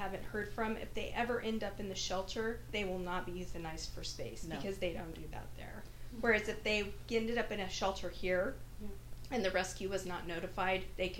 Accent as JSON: {"language": "English", "region": "Idaho", "country": "United States", "tie": "born or raised there", "said": "That said, I grew up in Idaho, which is also in the Pacific Northwest, and it's very different up there for dogs."}